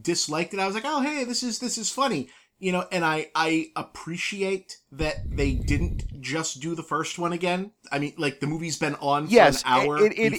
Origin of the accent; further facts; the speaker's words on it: Boston, Massachusetts, United States; We're from Boston